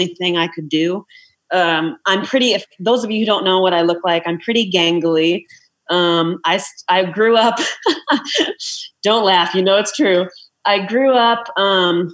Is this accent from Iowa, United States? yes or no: yes; Iowa, United States; I'm from Iowa.